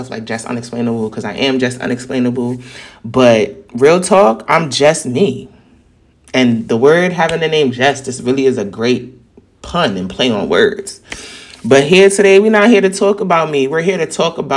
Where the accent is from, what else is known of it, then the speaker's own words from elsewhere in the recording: New York City, New York, United States; accent: New York; New York people have a very distinct and assertive tone because we're very confident in who we are